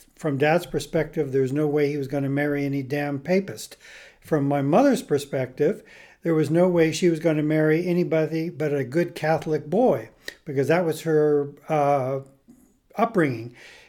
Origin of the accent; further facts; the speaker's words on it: Botswana; born there; Then I was born down in Bechuanaland Protectorate, which is now called Botswana.